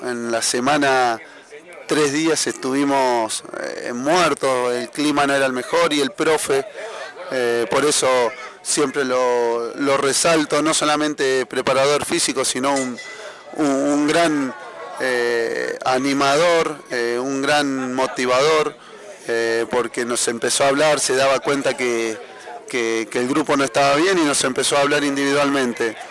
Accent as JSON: {"language": "Spanish", "region": "Santa Fe", "country": "Argentina", "also_born_or_lived": "Banfield", "moved": "yes", "said": "De Santa Fe"}